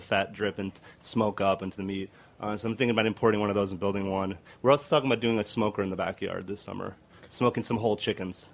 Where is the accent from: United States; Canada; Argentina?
Argentina; I'm from Argentina